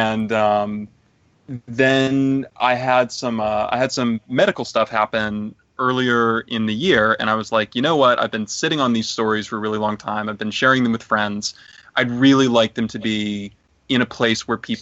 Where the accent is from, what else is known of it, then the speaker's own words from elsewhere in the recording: Atlanta, Georgia, United States; growing up in Atlanta